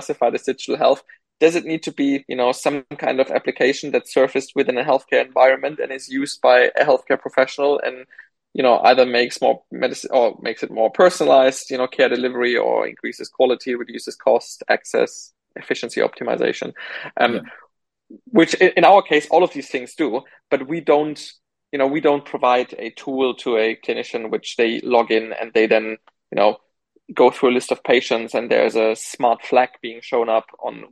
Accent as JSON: {"language": "English", "country": "Germany", "tie": "born or raised there", "moved": "as an adult", "lives_now": "United Kingdom", "said": "I grew up in Germany"}